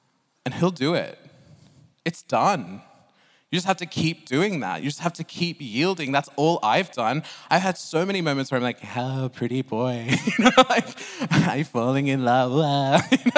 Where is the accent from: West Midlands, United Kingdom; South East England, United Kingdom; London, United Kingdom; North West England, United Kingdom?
South East England, United Kingdom; Oxford; I'm from Oxford, so I had to have some old English.